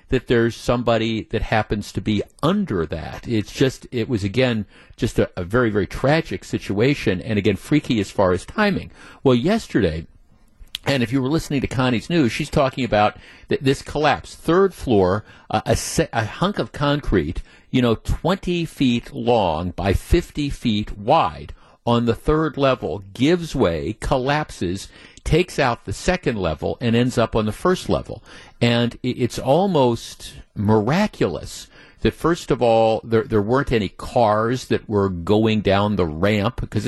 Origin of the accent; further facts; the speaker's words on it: Glendale, Wisconsin, United States; also born or lived in Whitefish Bay, Wisconsin; I grew up in Glendale and I lived in Whitefish Bay for 30 years